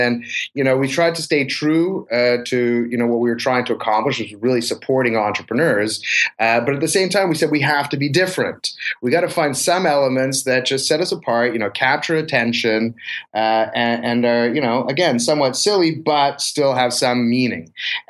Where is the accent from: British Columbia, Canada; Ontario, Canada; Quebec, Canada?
Quebec, Canada; Montreal; It is my hometown. Yeah, you know, it was very natural.